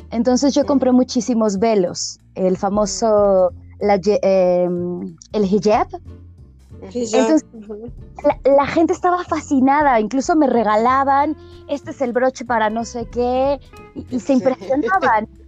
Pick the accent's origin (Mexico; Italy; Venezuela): Mexico; que yo era México-Argelina